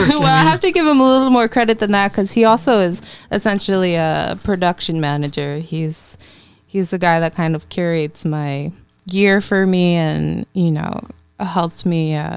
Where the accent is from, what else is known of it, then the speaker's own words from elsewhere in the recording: Mastic, New York, United States; I grew up in Eastern Long Island. I didn't really grow up on the East End.